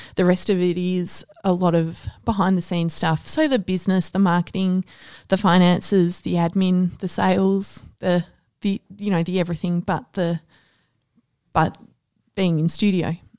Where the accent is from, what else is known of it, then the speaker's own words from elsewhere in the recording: Ballarat, Victoria, Australia; now in Melbourne, Australia; I grew up in Ballarat